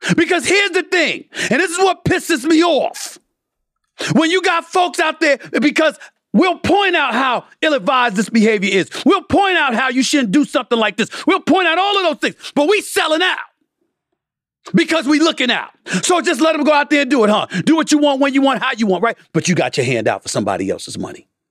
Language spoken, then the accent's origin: English; New York City, New York, United States; born or raised there; also born or lived in Bronx, New York